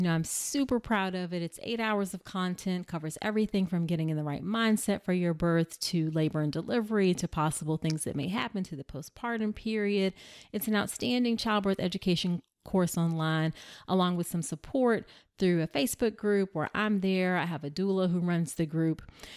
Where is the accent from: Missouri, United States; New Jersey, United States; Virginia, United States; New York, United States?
Virginia, United States; Hampton; born or raised there